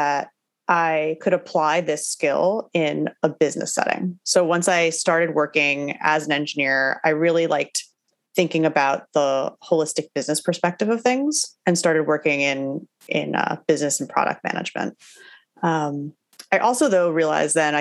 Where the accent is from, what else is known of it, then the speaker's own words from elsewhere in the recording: New Jersey, United States; also born or lived in Brooklyn, New York City; now in New York City, United States; I grew up in New Jersey, so pretty close to where I'm living now